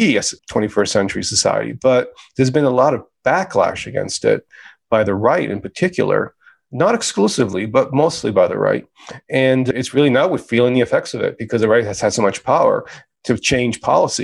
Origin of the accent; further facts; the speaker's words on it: United States; being an immigrant was a powerful experience growing up in America